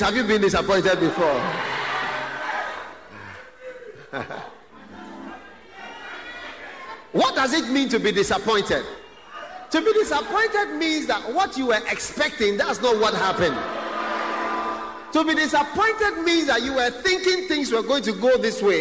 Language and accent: English; Ghana; I've been in Ghana for some time. I'm also a Ghanaian.